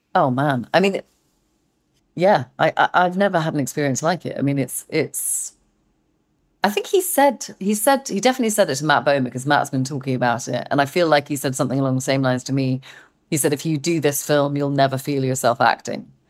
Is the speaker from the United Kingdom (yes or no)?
yes; England, United Kingdom; I'm too English